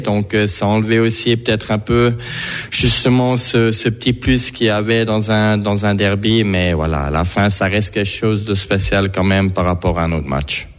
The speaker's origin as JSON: {"language": "French", "region": "Fribourg", "country": "Switzerland", "tie": "born or raised there", "moved": "yes", "lives_now": "Bern, Switzerland", "said": "j'ai grandi à Fribourg"}